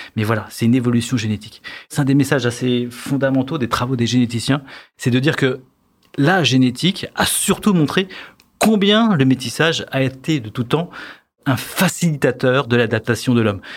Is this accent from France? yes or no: yes; France; Chez nous, en France